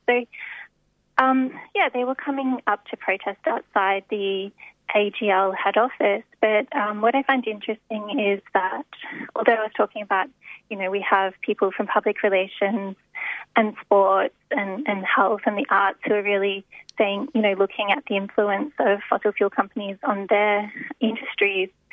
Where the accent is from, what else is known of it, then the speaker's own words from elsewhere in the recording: Australia; as Australian journalists